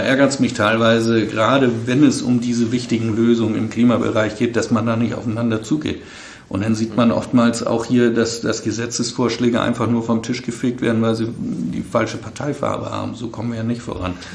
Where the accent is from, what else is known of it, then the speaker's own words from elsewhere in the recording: Flensburg, Schleswig-Holstein, Germany; in Flensburg, wo ich herkomme